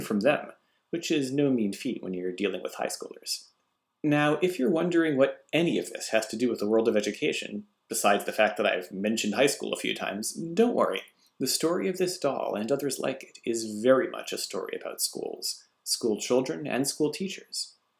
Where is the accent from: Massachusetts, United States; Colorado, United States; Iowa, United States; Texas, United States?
Massachusetts, United States; moved away as an adult; now in Japan; my home state of Massachusetts